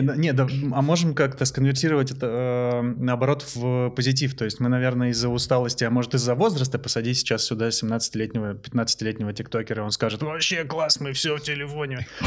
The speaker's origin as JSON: {"language": "Russian", "area": "Transbaikalia", "region": "Zabaykalsky Krai", "country": "Russia", "tie": "born or raised there", "said": "когда я жил в детстве в Забайкале"}